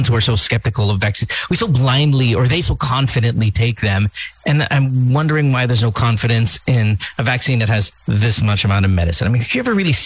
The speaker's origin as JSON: {"language": "English", "country": "India", "said": "I'm Indian myself"}